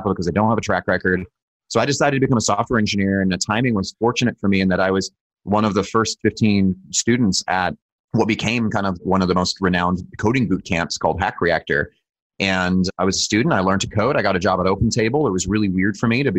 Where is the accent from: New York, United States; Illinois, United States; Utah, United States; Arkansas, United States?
Utah, United States; I was born in Utah